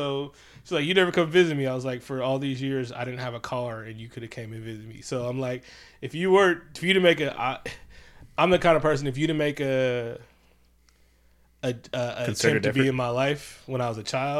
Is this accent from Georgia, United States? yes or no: no; Oakland, California, United States; also born or lived in Concord; I was born and raised in Oakland. Lived in Concord for 3 years, then moved back to Oakland. I've only ever lived in Oakland and Concord. Funny part, in Oakland, I've only ever lived in the 80s blocks.